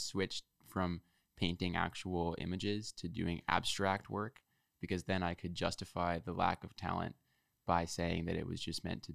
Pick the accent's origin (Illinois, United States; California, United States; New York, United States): New York, United States; New York City; moved away as an adult; now in New Haven, United States; I'm from Manhattan. I'm from New York City